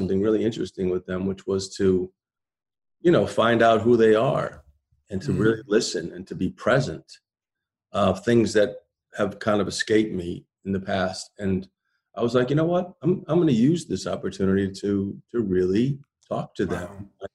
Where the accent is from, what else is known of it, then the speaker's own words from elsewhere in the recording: Waterbury, Connecticut, United States; also born or lived in Greenwich Village, New York; I grew up in Waterbury, Connecticut with my grandmother, and also in Greenwich Village with my dad